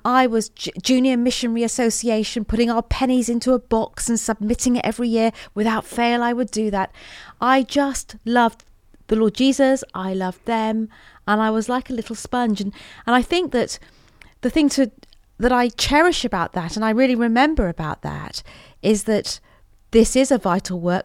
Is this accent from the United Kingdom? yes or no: yes; Portland, South West England, United Kingdom; also born or lived in Weymouth; I grew up in Portland in Dorset.